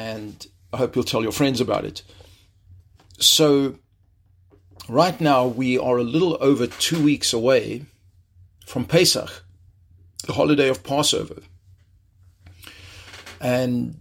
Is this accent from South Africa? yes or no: yes; South Africa; moved away as an adult; also born or lived in Jerusalem, Israel; now in Chicago, United States; I was born and raised in South Africa